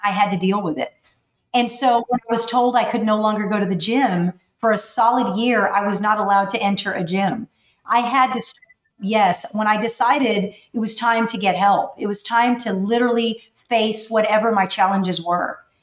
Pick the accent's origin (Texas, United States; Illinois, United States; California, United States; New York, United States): Texas, United States; McAllen; I was born and raised in McAllen, Texas